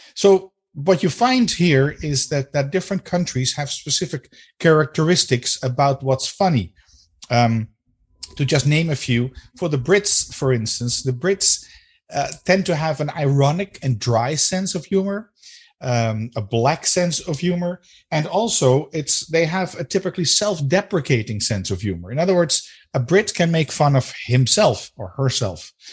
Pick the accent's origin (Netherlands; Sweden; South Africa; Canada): Netherlands; first language Dutch; English is a second language; my native language is Dutch